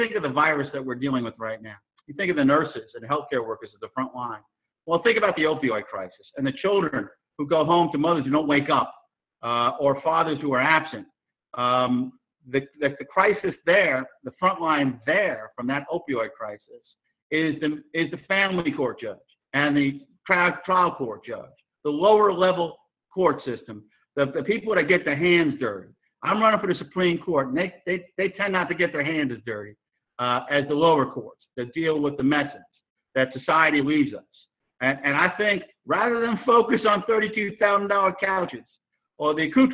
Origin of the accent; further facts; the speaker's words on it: New York City, New York, United States; moved away as an adult; also born or lived in Virginia; now in Charleston, United States; I'm originally from Queens, New York, and I was born and raised there